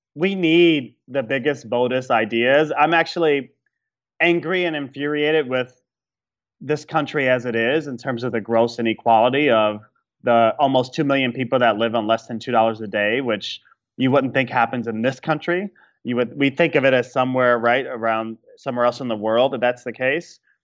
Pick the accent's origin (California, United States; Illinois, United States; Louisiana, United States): Illinois, United States; Chicago; my hometown of Chicago